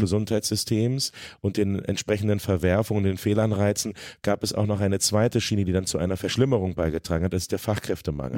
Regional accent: Hanover, Lower Saxony, Germany; now in Braunschweig, Germany; Ich bin in Hannover geboren und aufgewachsen

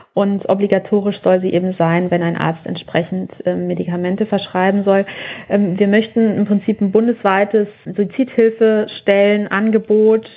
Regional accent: Germany; bei uns in Deutschland

